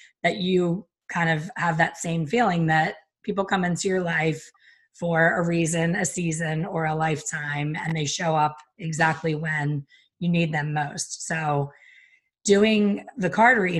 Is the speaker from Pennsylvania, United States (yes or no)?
yes; Pennsylvania, United States; moved away; We're both from Pennsylvania, my former home.